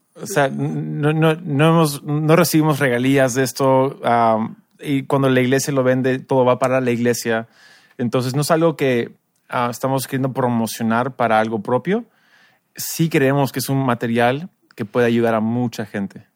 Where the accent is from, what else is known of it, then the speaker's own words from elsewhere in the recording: United States; now in Peru; tú y yo somos americanos, tenemos la experiencia también de iglesia en Estados Unidos